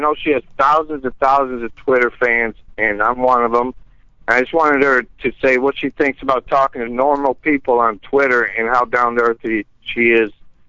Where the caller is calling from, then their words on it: Cleveland, Ohio, United States; I'm calling from Cleveland, Ohio.